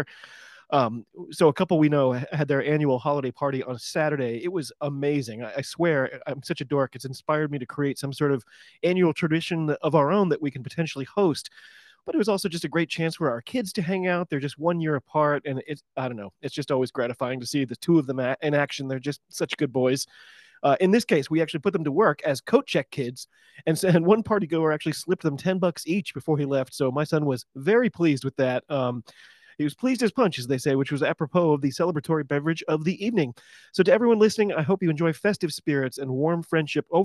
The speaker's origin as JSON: {"language": "English", "country": "United States", "said": "I'm an American rugby fan"}